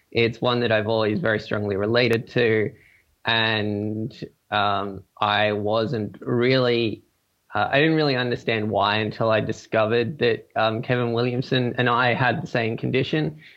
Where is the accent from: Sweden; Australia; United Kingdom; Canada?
Australia; Gold Coast, Queensland; now in Sydney, Australia; So, um, yes, I am Australian. I grew up in a number of places, um, mainly the Gold Coast, which you may have heard of because it's uh, Australia's like main tourist city.